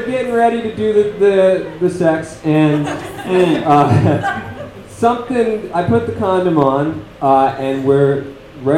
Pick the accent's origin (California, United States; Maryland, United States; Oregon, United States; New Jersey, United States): Maryland, United States; now in Los Angeles, United States; I'm from Maryland, and now I live in the godless city of Los Angeles.